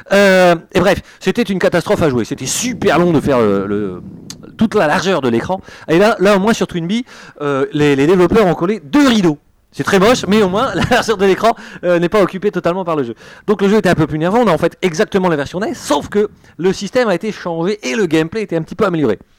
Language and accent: French; Brussels, Brussels-Capital Region, Belgium; Parce qu'en fait, je prends l'accent français. Je suis belge d'origine. Hein. Ça, j'espère que ça se sent. belge bruxellois, s'il vous plaît.